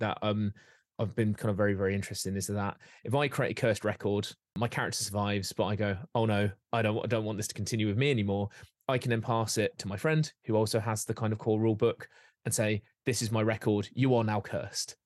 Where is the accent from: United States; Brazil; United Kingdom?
United Kingdom; Derbyshire, East Midlands; when I was growing up, and I grew up in Derbyshire